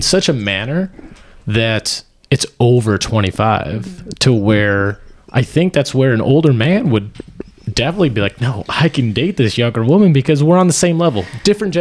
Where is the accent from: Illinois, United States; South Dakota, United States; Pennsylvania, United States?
South Dakota, United States; when I was growing up in South Dakota